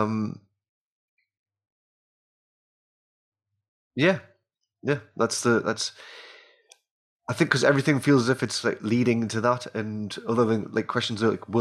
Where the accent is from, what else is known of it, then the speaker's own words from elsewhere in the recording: England, United Kingdom; for me being an Englishman